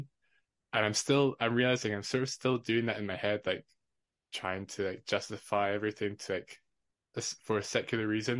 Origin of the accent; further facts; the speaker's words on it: Edinburgh, Scotland, United Kingdom; also born or lived in Fife; I grew up in Edinburgh till I was about 12 or 13, and then moved to Fife.